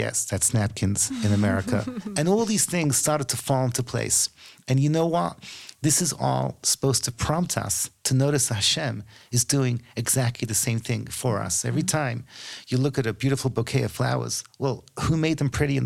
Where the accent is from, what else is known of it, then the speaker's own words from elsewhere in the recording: United Kingdom; as a Brit, I'm kind of embarrassed